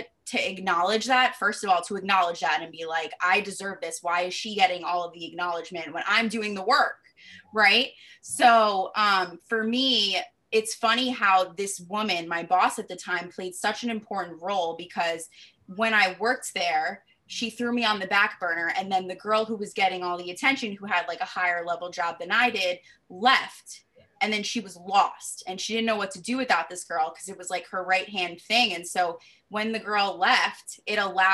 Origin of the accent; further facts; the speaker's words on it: New York, United States; moved away as an adult; now in Boston, United States; I'm from New York, and when I moved to Boston 6 years ago